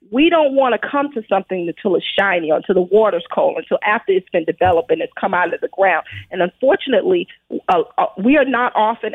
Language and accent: English; Brooklyn, New York, United States; born or raised there